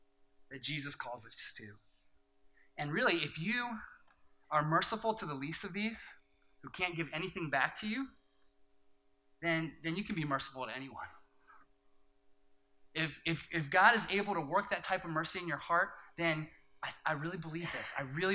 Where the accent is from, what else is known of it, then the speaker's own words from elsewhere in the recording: Japan; but we grew up in Japan, and we are in a country where there's no Christians, literally.